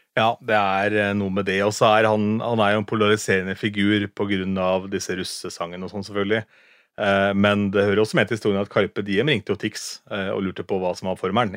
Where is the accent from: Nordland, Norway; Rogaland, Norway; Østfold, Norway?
Østfold, Norway; Askim; moved away; Jeg er fra Askim da, opprinnelig